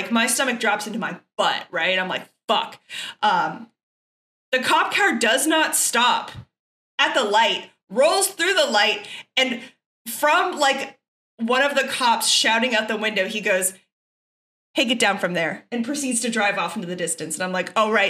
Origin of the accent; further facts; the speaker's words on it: Texas, United States; I was raised by people from Chicago and I'm from Texas, which is very different from the South